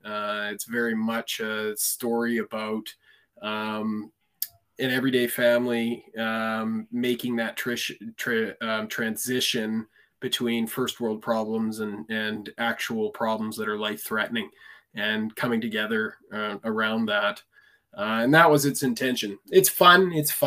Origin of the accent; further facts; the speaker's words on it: Vancouver, British Columbia, Canada; moved away as an adult; now in northern British Columbia, Canada; I'm a city boy. I was born and raised in Vancouver